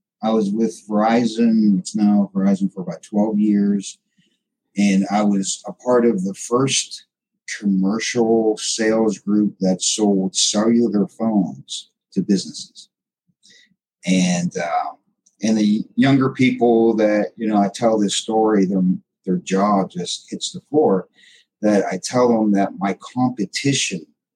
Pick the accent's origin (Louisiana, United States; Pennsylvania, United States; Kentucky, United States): Pennsylvania, United States; Pittsburgh; moved away as an adult; also born or lived in El Paso, Texas; now in Dallas-Fort Worth, United States; my wife and I were both from the Pittsburgh, Pennsylvania area. And they moved us all across the country. We were nomads